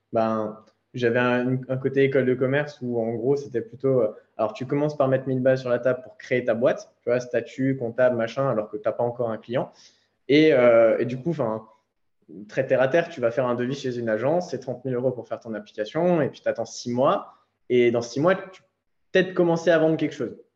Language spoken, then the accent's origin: French; Alsace, Grand Est, France; moved away as an adult; also born or lived in Nice; je suis rentré en Alsace, donc euh, dans ma terre natale